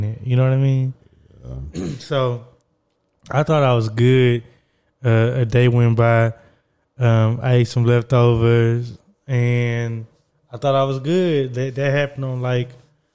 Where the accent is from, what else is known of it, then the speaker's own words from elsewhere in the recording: Southeast Texas, United States; I'm from Southeast Texas, where we eat a lot of seafood